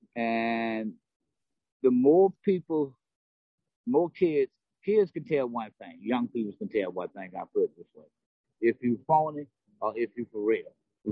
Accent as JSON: {"language": "English", "region": "South Carolina", "country": "United States", "moved": "as an adult", "lives_now": "New Haven, United States", "said": "I'm originally from South Carolina"}